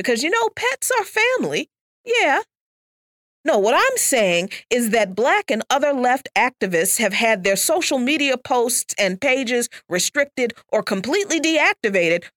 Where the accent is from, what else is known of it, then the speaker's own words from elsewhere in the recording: the South, United States; I'm from the South